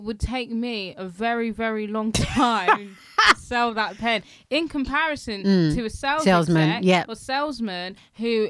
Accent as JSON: {"language": "English", "region": "London", "country": "United Kingdom", "said": "I'm a Londoner"}